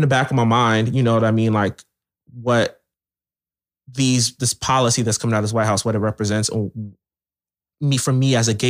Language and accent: English; Camden, New Jersey, United States; born there; oh, I was born in Camden. Like, I'm like, I done seen stuff.